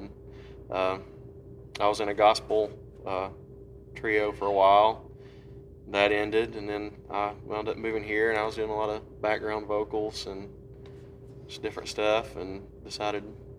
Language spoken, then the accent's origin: English; Greeneville, Tennessee, United States; now in Nashville, United States; So, yeah, I'm from East Tennessee, a little town called Greenville.